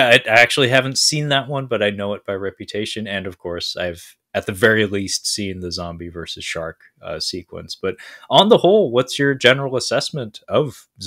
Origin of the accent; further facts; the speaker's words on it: West Coast, United States; I'm from the West Coast, Brad.